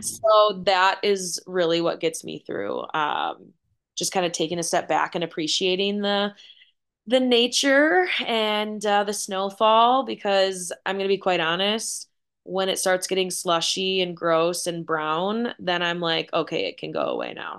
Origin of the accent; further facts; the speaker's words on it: Wisconsin, United States; born and raised in Wisconsin